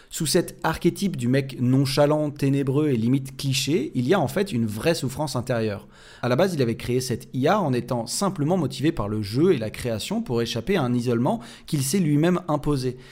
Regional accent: France; chez nous en France

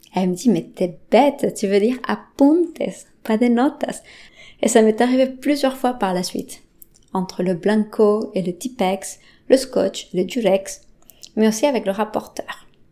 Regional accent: Bolivia; first language Spanish; French is a second language; now in France; J'ai grandi en Bolivie

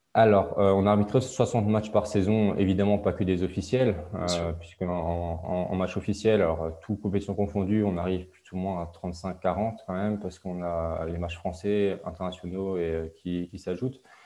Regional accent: Alsace, Grand Est, France; je viens d'Alsace, d'un petit village en Alsace

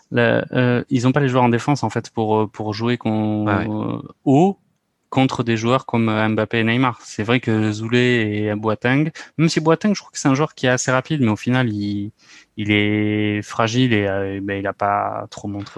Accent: France; nous, en tant que Français

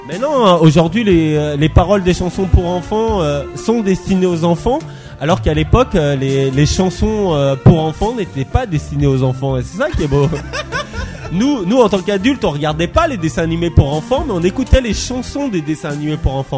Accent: Haute-Savoie, Auvergne-Rhône-Alpes, France; je viens de Haute-Savoie

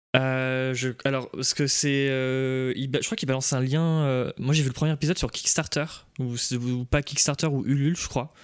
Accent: Nantes, Pays de la Loire, France; je suis de Nantes

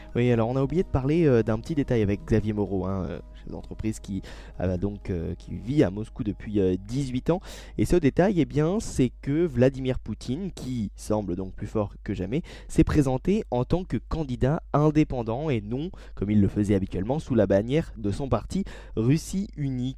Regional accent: France; chez nous en France

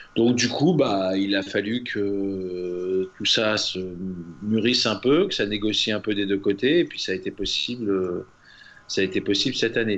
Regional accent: France; moi, en tant que Français

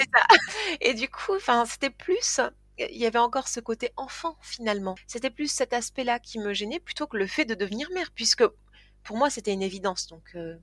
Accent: Toulouse, Occitania, France; also born or lived in Tarn-et-Garonne; Donc je suis euh, née à Toulouse, j'ai grandi à Toulouse

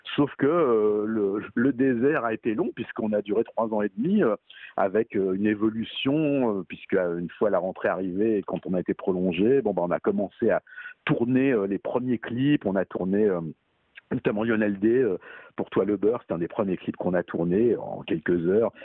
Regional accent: Paris, Île-de-France, France; je suis parisien, hein, je suis pas banlieusard

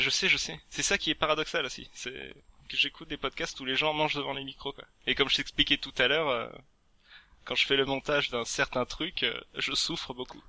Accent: Provence-Alpes-Côte d'Azur, France; accent: southern / south-east; moved away; j'étais retourné chez moi en Provence

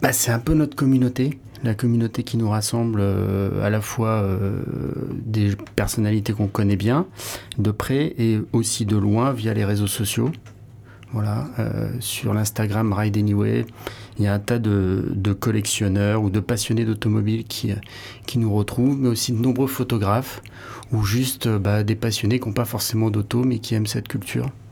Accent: Hossegor, Nouvelle-Aquitaine, France; moved away; also born or lived in Paris; j'avais passé aussi euh, mon enfance ici à Osgore

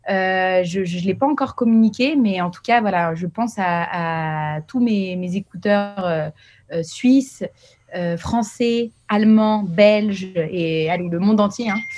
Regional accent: Paris, Île-de-France, France; also born or lived in Geneva, Switzerland; Ah bah oui, moi je, je suis parisienne genevoise

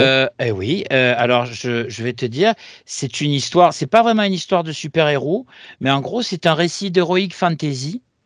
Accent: Marseille, Provence-Alpes-Côte d'Azur, France; chez moi à Marseille

